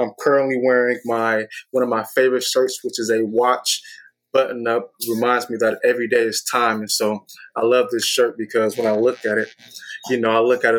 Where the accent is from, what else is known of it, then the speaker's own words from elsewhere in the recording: Antioch, California, United States; So I grew up in Antioch, California, specifically Sycamore Drive, which more of like it's a more urban street in Antioch, California. I was raised by my grandmother. My grandma raised me since the age of 7. I grew up in Antioch, California